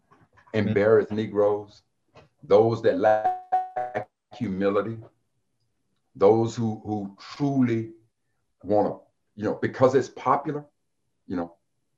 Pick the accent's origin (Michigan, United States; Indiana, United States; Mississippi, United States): Mississippi, United States; Jackson; When I came from Jackson, Mississippi, and I got my degree in engineering, I was an educated fool.